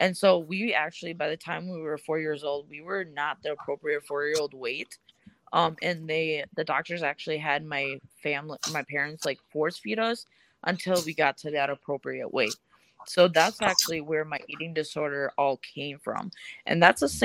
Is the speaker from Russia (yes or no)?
yes; Russia; now in Minnesota, United States; I'm from Russia.